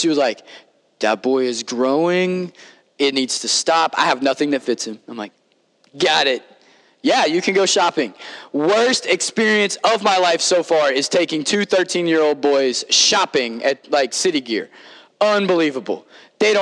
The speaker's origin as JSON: {"language": "English", "region": "Kentucky", "country": "United States", "tie": "born or raised there", "said": "on a farm growing up in Kentucky"}